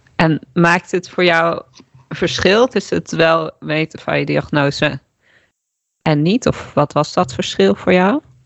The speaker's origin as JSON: {"language": "Dutch", "region": "Friesland", "country": "Netherlands", "tie": "born or raised there", "said": "ik kom uit Friesland ook. Ik ben daar opgegroeid."}